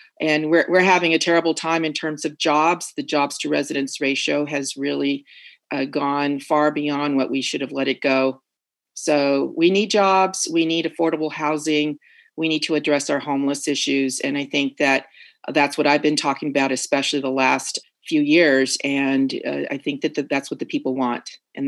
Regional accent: Oceanside, California, United States; And growing up in Oceanside, actually, my dad grew up in Oceanside. So when I grew up in Oceanside, there were maybe 30,000 people.

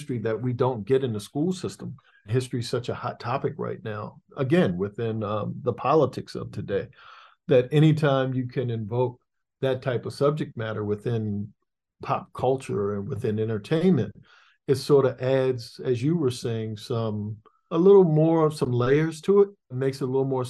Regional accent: Annapolis, Maryland, United States; my hometown in Annapolis, Maryland

